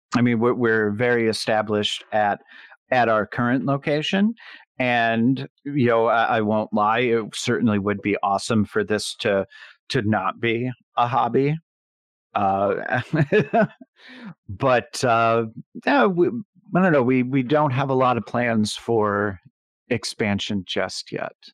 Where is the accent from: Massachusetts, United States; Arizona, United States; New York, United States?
New York, United States; Buffalo; I'm from Buffalo, New York